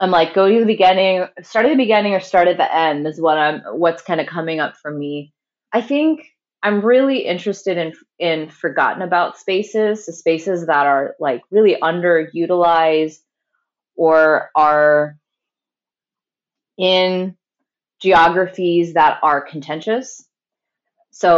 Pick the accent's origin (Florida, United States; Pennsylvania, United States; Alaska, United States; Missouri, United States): Missouri, United States; St. Louis; St. Louis, Missouri, which is my hometown and where I'm speaking from right now